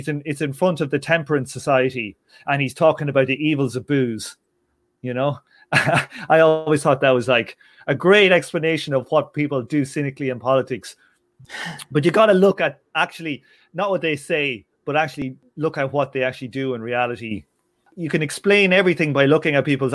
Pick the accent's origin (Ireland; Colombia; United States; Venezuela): Ireland; I'm from Southern Ireland